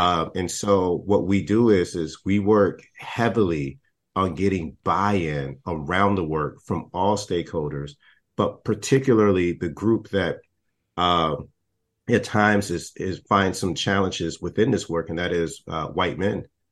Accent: Texas, United States; I'm not from Florida, I'm from Texas

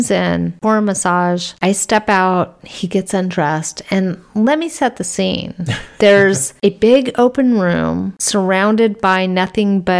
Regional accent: Las Vegas, Nevada, United States; Anyway, I'm from Vegas, and that was one of the best experiences we had while we were there.

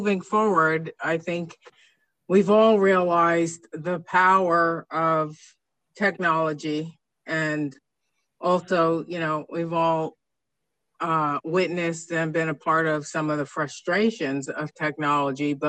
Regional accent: East Coast, United States; moved away; I came from the East Coast, and my school district was, you know, as a kid, it was frustrating to me because they were always the last to close the schools for snow

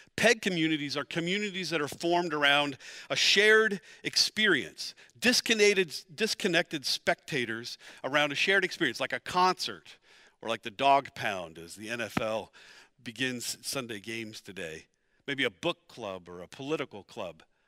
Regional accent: Pennsylvania, United States; moved away as an adult; also born or lived in Dallas, Texas; We're both from Pennsylvania

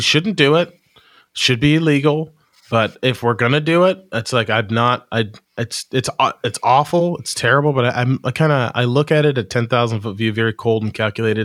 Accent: United States; I'm American

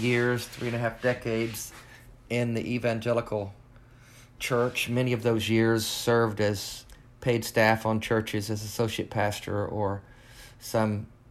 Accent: Arkansas, United States; I grew up in Arkansas. I was the middle of three boys, broken home.

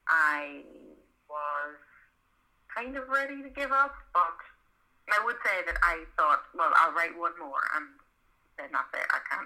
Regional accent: County Monaghan, Ireland; accent: Belfast; now in Belfast, United Kingdom; I'm actually from the south, so I'm from Monaghan, which is a place that nobody's ever heard of, but I have lived in Belfast for about 15 years, and have now got like kind of a Belfast accent.

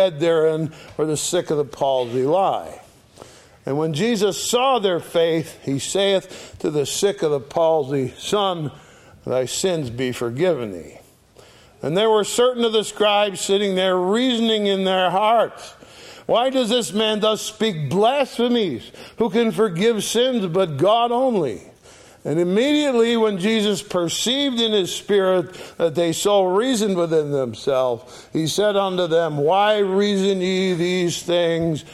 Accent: Oakfield, New York, United States; also born or lived in Sharon, Connecticut; I grew up on Sour Springs Road, just two roads west of here. I went to school in Oakfield, and I spent a lot of my early years running around the Alabama swamps. Anyone who heard me would naturally assume I was born right here in Western New York.

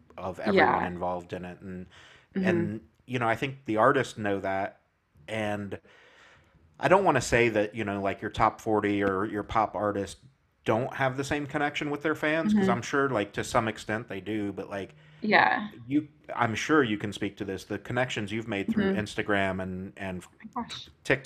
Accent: Indianapolis, Indiana, United States; I'm from up in Indianapolis area

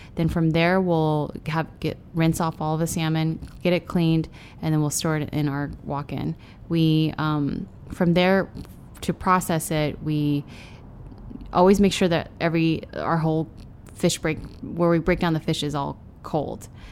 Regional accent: Denver, Colorado, United States; also born or lived in San Francisco, California; now in Austin, United States; By the time I was about to start school in kindergarten is when they decided to move to Denver

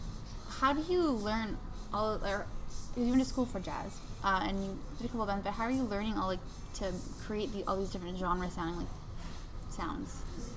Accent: Winnipeg, Manitoba, Canada; No, I wasn't born here, but I grew up in Winnipeg.

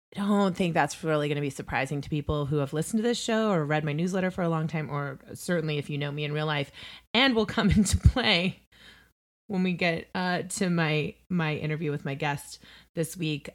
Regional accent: Indiana, United States; moved away; also born or lived in New York; I hail from the Hoosier State

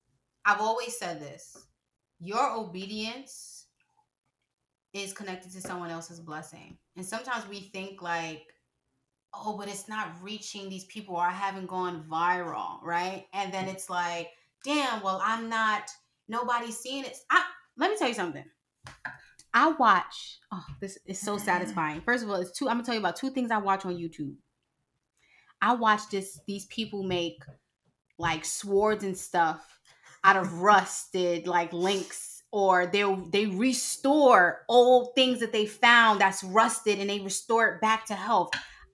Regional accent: Harlem, New York, United States; I'm from Harlem all day, every day.

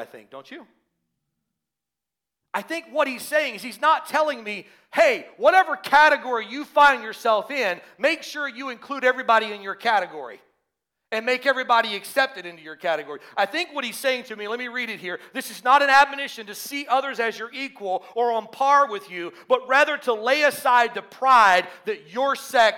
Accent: the South, United States; moved away; I grew up in the South

